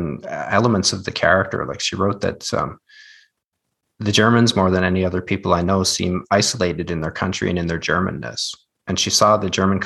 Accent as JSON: {"language": "English", "country": "Canada", "tie": "born or raised there", "said": "I come from a very small town in Canada."}